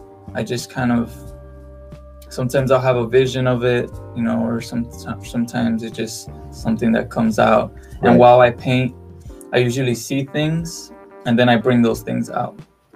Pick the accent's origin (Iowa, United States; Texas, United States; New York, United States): Texas, United States; Edinburg; also born or lived in Mexico; Well, I live in Edinburgh, Texas, mm-hmm. but I was born in Mexico.